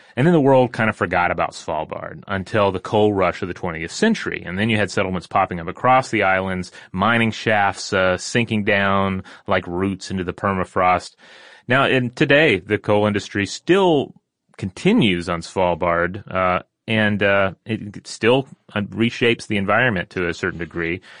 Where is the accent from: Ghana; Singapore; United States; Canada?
Canada; Newfoundland and Labrador; when I was a kid in Newfoundland, Canada